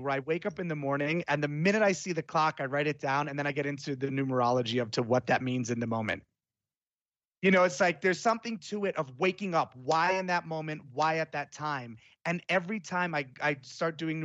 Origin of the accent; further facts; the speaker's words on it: Florence, Tuscany, Italy; moved away; when I was little, I grew up in Florence, Italy